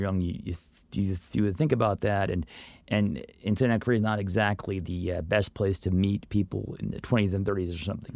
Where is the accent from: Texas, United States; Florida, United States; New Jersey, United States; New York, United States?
Florida, United States; Orlando; moved away as an adult; also born or lived in Los Angeles / Northridge; now in Santa Clarita, United States; growing up in Orlando